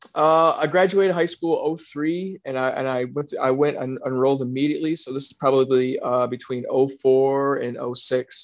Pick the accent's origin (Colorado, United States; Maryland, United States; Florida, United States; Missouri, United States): Florida, United States; South; also born or lived in Michigan; I grew up in South Florida. I grew up in between. So, I was born in Michigan, and then um, you know I spent time in Michigan as a youth, but I, mostly I spent most of my time in Florida.